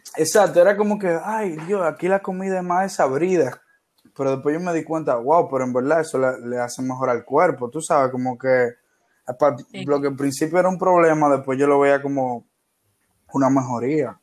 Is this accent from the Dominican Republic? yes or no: yes; Dominican Republic; also born or lived in Buenos Aires, Argentina; yo quería estudiar cine y en mi país no había carrera de cine. Eh, solo había una eh, de la Universidad Autónoma de Santo Domingo, que es la universidad pública de acá.